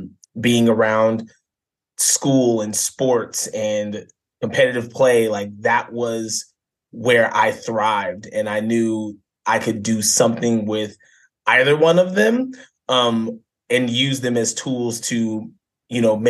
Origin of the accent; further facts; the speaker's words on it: Banning, California, United States; I grew up in a small town called Banning, California, back in 1986, born and raised there